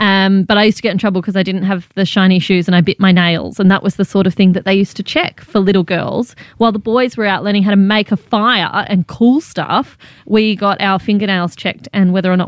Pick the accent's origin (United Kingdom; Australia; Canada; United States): Australia; Canberra, Australian Capital Territory; moved away; also born or lived in Malaysia; I grew up in Canberra, but I spent some time as a kid in Malaysia as well.